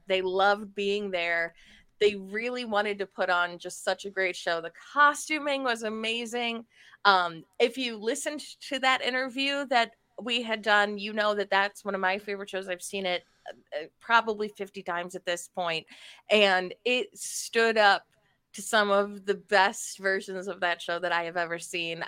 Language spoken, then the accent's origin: English; Akron, Ohio, United States; Akron's my hometown